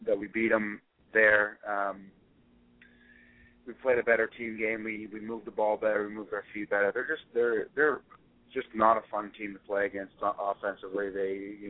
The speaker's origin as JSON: {"language": "English", "town": "Victoria", "region": "British Columbia", "country": "Canada", "tie": "born or raised there", "said": "I grew up in Victoria"}